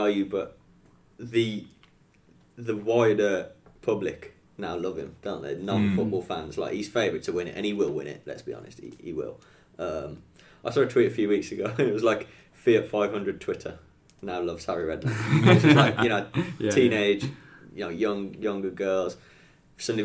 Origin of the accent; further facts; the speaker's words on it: West Bromwich, West Midlands, United Kingdom; moved away as an adult; also born or lived in Stoke-on-Trent; I was born and raised in West Brom